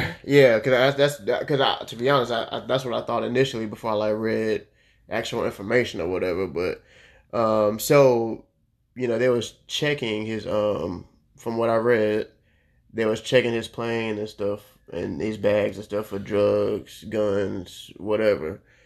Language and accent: English; Orlando, Florida, United States; I grew up in Orlando